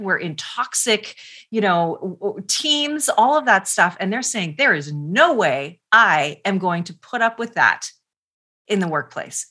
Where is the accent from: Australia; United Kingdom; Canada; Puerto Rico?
Canada; I'm Canadian.